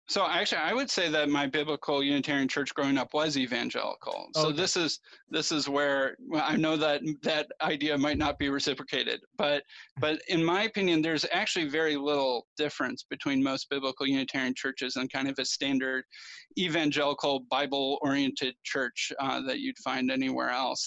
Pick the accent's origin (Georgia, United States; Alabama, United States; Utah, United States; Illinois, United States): Illinois, United States; Chicago; I grew up in the Chicago area.